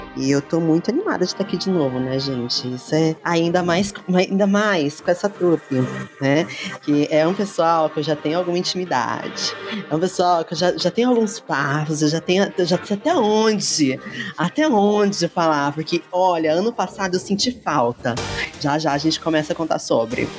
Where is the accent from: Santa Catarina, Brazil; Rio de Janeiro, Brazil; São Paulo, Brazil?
São Paulo, Brazil; Lorena; eu sou de Lorena